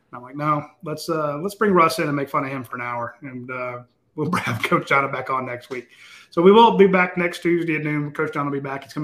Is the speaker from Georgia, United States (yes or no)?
yes; Atlanta, Georgia, United States; I'm from Atlanta. Which part? East Atlanta.